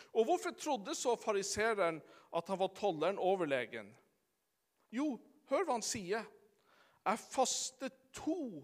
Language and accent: Norwegian; Sommarøy, Troms, Norway; den gamle bedehussangen hjemme på Sommarøya på ettermøtene.